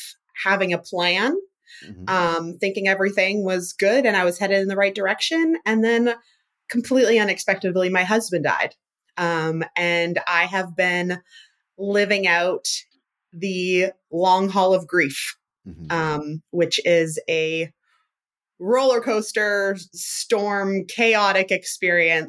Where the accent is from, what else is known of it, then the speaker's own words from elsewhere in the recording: Canada; also born or lived in Toronto / British Columbia; I'm Canadian